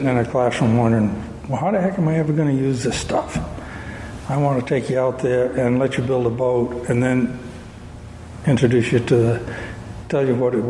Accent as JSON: {"language": "English", "town": "Searsport", "region": "Maine", "country": "United States", "tie": "born or raised there", "moved": "as an adult", "said": "I grew up here in Searsport, graduated from Searsport in 1963"}